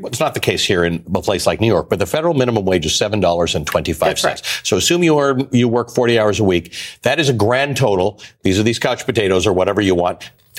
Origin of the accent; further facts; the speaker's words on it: Canada; I'm a Canadian